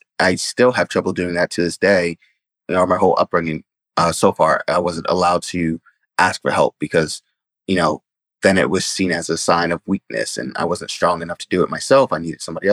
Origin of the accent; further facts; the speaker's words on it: New York City, New York, United States; the Bronx, my area where I grew up, Bronx overall isn't really a great area